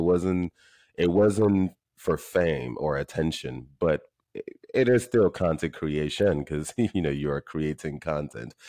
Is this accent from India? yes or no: no; Nigeria; I was born and raised in Nigeria